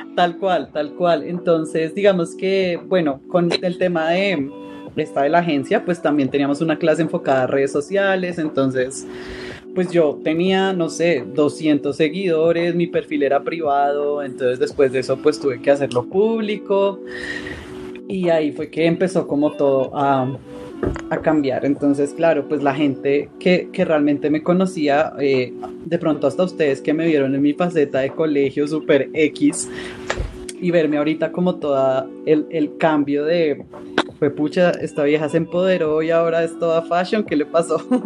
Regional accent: Bogotá, Colombia; yo soy de Bogotá, Colombia

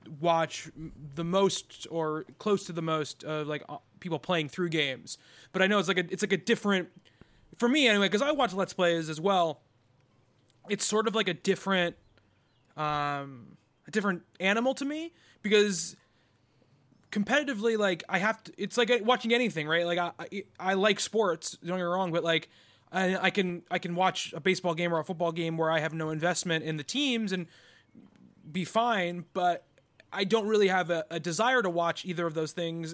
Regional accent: New York, United States; I am from New York

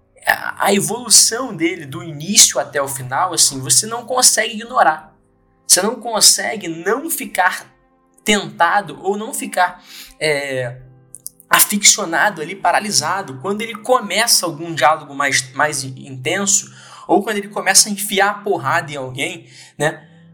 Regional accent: Brazil; enquanto brasileiro

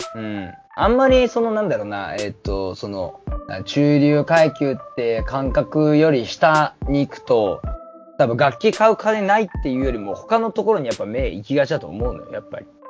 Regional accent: Kyushu, Japan; now in Tokyo, Japan; 同じ九州人の友達と飯食ってた時に、マジで、地元に帰りたいねって話をしてた

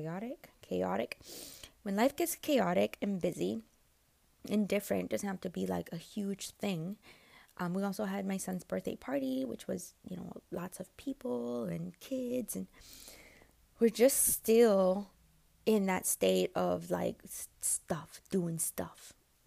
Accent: United States; I'm American.

